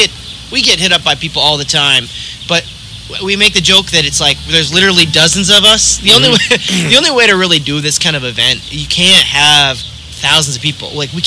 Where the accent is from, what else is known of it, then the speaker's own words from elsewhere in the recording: Michigan, United States; I grew up in Michigan